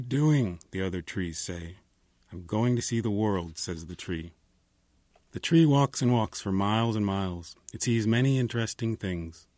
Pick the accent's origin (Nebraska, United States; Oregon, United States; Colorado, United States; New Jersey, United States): New Jersey, United States; now in Los Angeles, United States; I'm from New Jersey, but I've lived in Los Angeles a long time